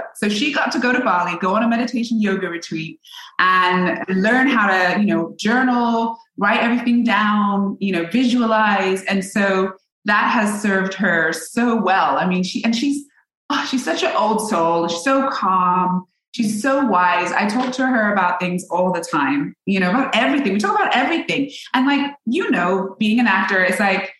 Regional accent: England, United Kingdom; now in Los Angeles, United States; I'm from England

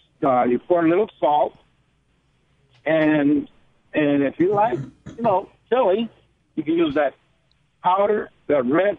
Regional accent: El Paso, Texas, United States; Now, over here in Texas, I'm from El Paso. I'm a truck driver.

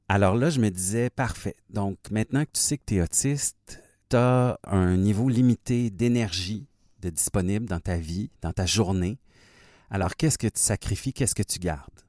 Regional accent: Fort-Coulonge, Quebec, Canada; je suis né au Québec, mais vraiment dans le sud-ouest du Québec, à la frontière de l'Ontario, dans mon petit village qui s'appelle Fort-Coulonge

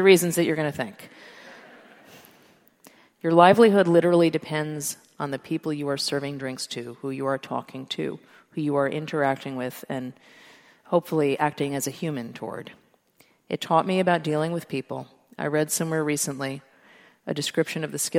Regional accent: New York City, New York, United States; I was born and raised in New York City

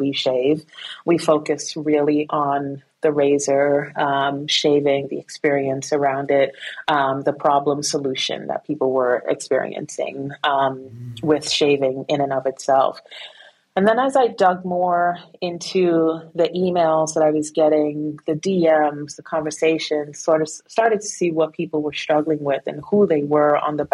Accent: New York City, New York, United States; also born or lived in Guyana; I went to Guyana when I was just 2 months old, came back when I was 7 years old, and I lived within this, an immigrant community in Flatbush, Brooklyn

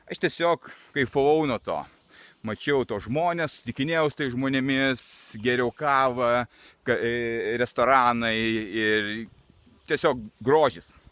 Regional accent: Vilnius, Vilnius County, Lithuania; moved away as an adult; also born or lived in London / Barcelona / Lugano / Petrozavodsk; savo gimtajame mieste Vilniuje. Aikštau po užupį. Praleidau čia kokiu 40 metų ir vėl atsidūriau šiandien jame.

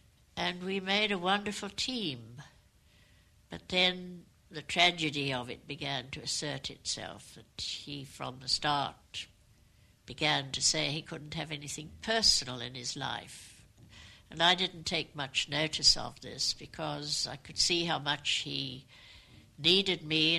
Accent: South Africa; I wasn't yet very conscious of being South African, though Michael had said to me that being born in South Africa, of your parents at that particular time, you have a certain responsibility.

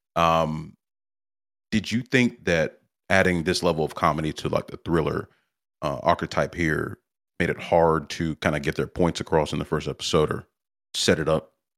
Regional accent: South Carolina, United States; I was born and raised in South Carolina, the, the, the buckle of the Bible Belt

